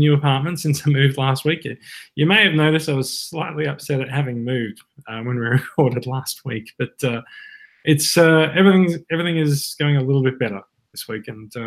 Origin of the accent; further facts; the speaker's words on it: Australia; accent: Australian; we are Australian and we like to speak in Australian accents